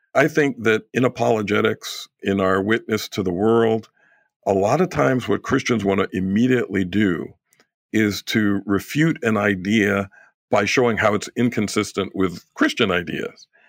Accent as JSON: {"language": "English", "region": "New York", "country": "United States", "moved": "yes", "said": "I'm originally from New York"}